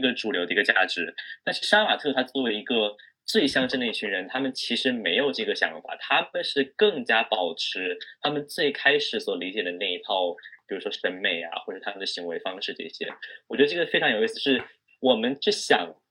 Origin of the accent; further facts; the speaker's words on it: China; 一个在中国，在真，在中国长大的人